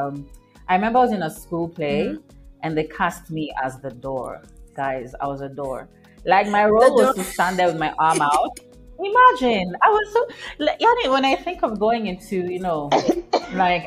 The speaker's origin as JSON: {"language": "English", "country": "Kenya", "tie": "born or raised there", "said": "I was born and raised in Kenya"}